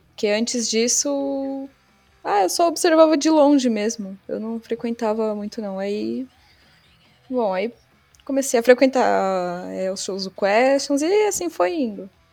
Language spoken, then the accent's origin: Portuguese; São Paulo, Brazil; eu nasci na Zona Sul de São Paulo e cresci também na, na Zona Sul.